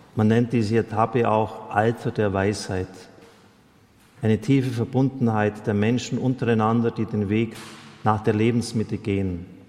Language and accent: German; Germany